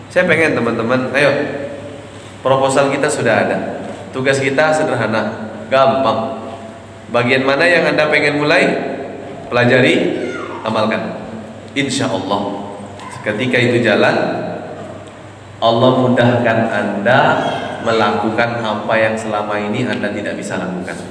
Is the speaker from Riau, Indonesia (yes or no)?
yes; Riau, Indonesia; Makanya hari pertama saya ceramah di kampung saya Riau